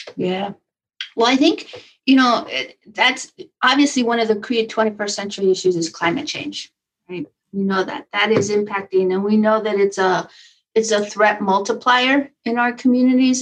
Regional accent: Taos, New Mexico, United States; moved away; born and raised in Taos, New Mexico.

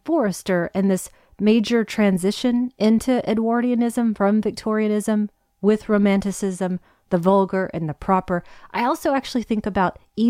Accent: Hawaii, United States; born there; also born or lived in Virginia; remember, I was born in Hawaii. We moved from Hawaii to Virginia.

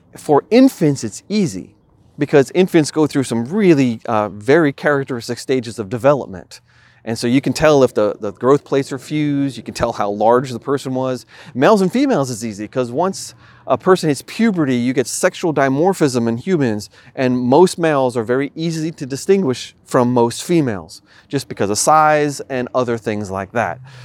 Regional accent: New York, United States; moved away; where I grew up in New York

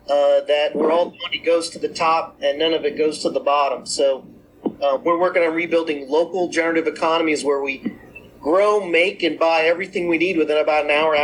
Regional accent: Paterson, New Jersey, United States; I'm hail from Paterson, New Jersey

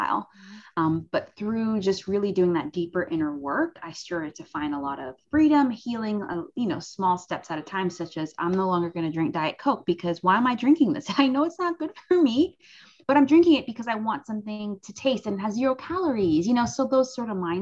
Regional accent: Cayman Islands; I'm from the Cayman Islands

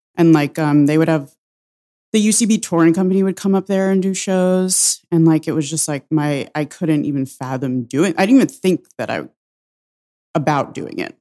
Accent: Suffern, New York, United States; also born or lived in Saratoga Springs, New York; I'm from Suffern, New York. It's, uh, in Rockland County

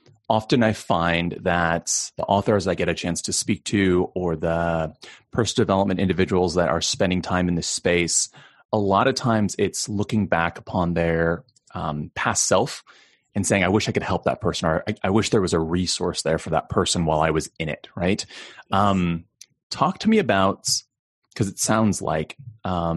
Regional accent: United States; being Chinese American

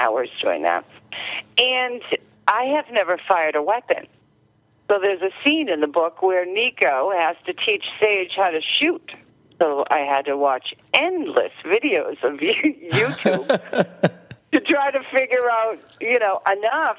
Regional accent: Marblehead, Massachusetts, United States; moved away as an adult; also born or lived in Revere, Massachusetts / Everett, Massachusetts / Saugus, Massachusetts; now in New Hampshire, United States; I'm originally from Marblehead, which is in Massachusetts, but I've lived all over, Revere, Everett, Saugus. And then I moved to New Hampshire.

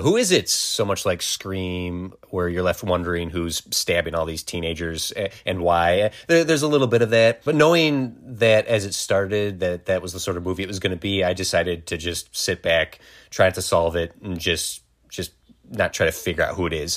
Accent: Wisconsin, United States; we grew up in Wisconsin

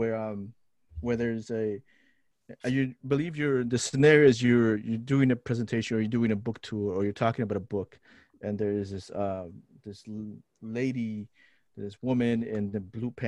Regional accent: Lima, Peru; now in Twin Cities, United States; I grew up in Lima, Peru. I'm a city kid

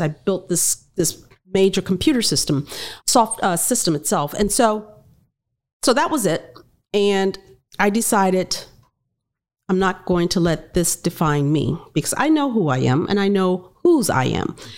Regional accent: Miami, Florida, United States; I'm black, I'm a female, I grew up in Liberty City

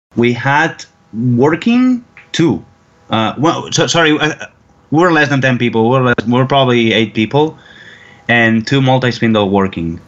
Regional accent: surrounding area of Barcelona, Catalonia, Spain; moved away as an adult; now in Houston, United States; I'm not originally from Barcelona city. I'm from the surrounding area of Barcelona, which is a very industrial area

